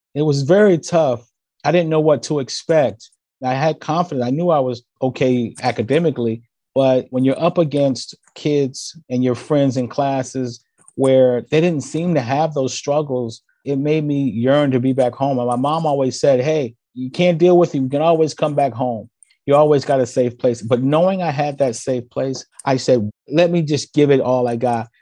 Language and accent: English; Trenton, New Jersey, United States; I hail from Trenton, New Jersey. I was born in the early 60s, had a great time growing up in a wonderful neighborhood